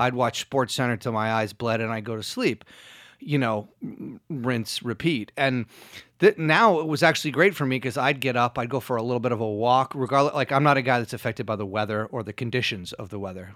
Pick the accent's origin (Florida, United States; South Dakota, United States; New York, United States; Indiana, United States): New York, United States; New York City; also born or lived in Rhode Island; I was born in Rhode Island, and I moved to New York when I was about seven